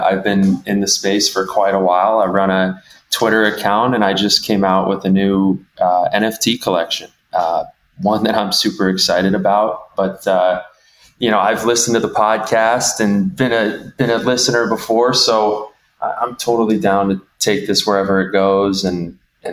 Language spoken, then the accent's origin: English; Midwest, United States; I am from the Midwest. I am from the heartland of the U.S.